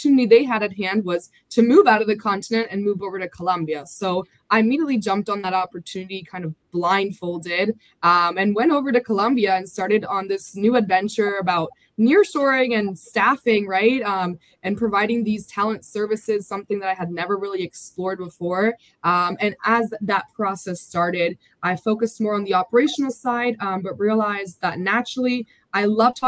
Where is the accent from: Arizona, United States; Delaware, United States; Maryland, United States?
Delaware, United States; I was born and raised in Delaware, my family